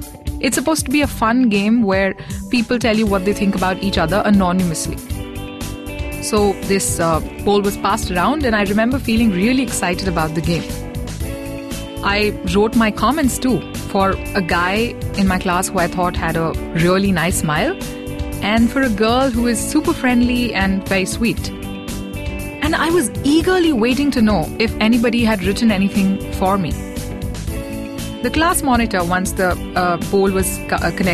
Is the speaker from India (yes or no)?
yes; Mumbai, Maharashtra, India; I had a few many neighborhood aunties growing up in Bombay